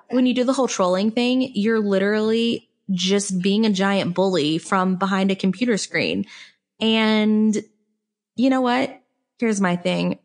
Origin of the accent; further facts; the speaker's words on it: Mississippi, United States; I grew up in the South. I grew up in Mississippi